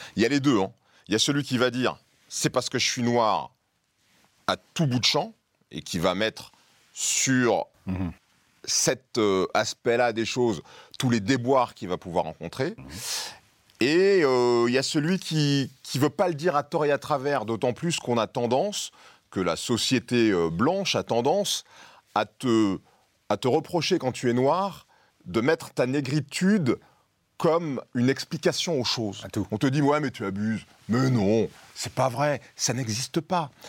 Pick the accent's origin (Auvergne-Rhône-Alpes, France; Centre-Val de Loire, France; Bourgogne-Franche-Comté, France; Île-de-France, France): Centre-Val de Loire, France; Tours; dans la rue à Tours et que j'ai 10, 11, 12 ans